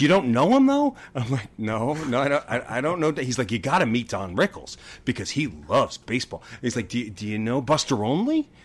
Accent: Long Beach, New York, United States; I grew up in Long Beach, Long Island

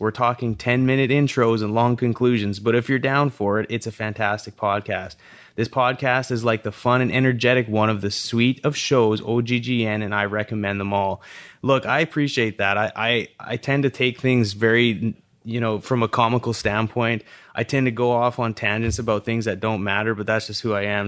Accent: Calgary, Alberta, Canada; growing up in Calgary

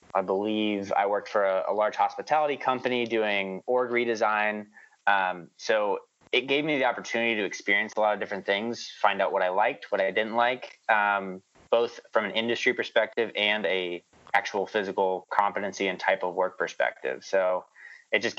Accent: New York, United States; also born or lived in Indiana; we lived in Indiana until I was 9 years old. After I turned 9, we basically picked up and moved to New York

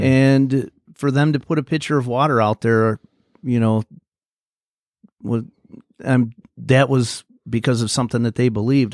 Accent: Bridgeport, United States; I grew up in Bridgeport

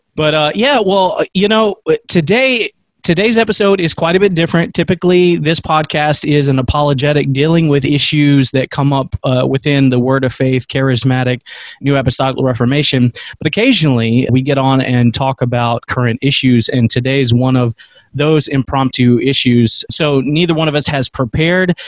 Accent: United States; as American Christians

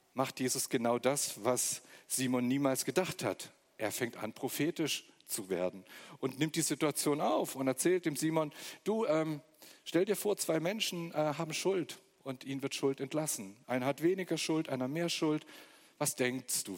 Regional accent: Magdeburg, Saxony-Anhalt, Germany; moved away as an adult; also born or lived in Stuttgart; now in Weinstadt, Germany; Aus Magdeburg komme ich. Da bin ich geboren im Osten von Deutschland und ähm, bin nach Stuttgart gekommen vor ungefähr 25 Jahren

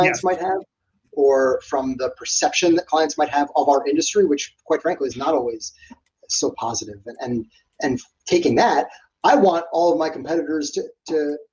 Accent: New York, United States; I'm born and raised in New York.

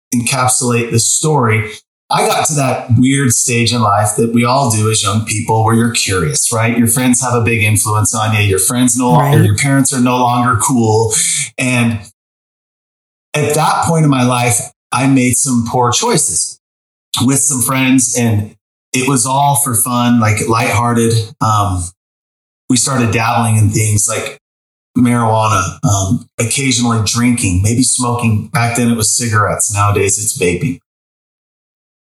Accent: Sandy, Utah, United States; I grew up in Sandy, Utah, near the mountains.

